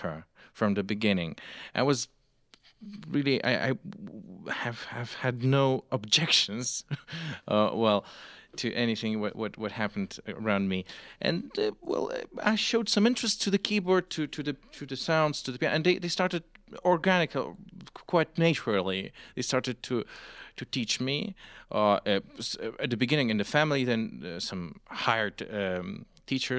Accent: Moscow, Russia; English is a second language; also born or lived in Vilnius, Lithuania; I was growing up not only in Moscow, in Vilnius as well, in my second native town, Lithuania

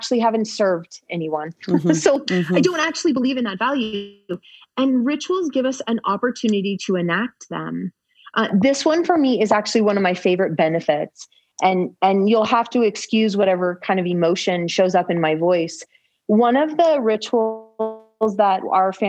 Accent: California, United States; growing up in California

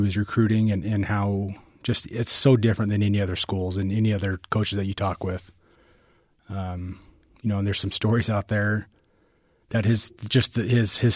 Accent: Tualatin, Oregon, United States; also born or lived in Bountiful, Utah / Farmington, Utah; So 16 of 18 years were in Tualatin.

